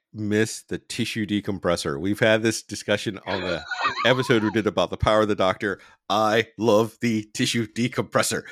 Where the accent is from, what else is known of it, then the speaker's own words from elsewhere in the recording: United States; I'm an American